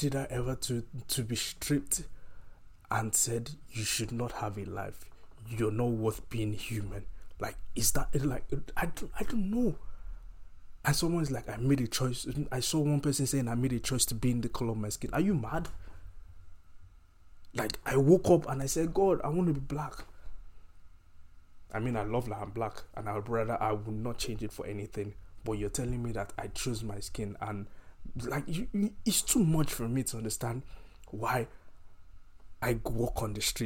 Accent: Nigeria; moved away as an adult; growing up, I grew up in Nigeria

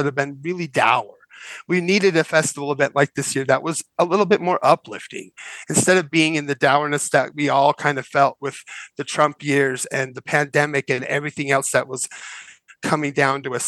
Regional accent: United States; I'm American

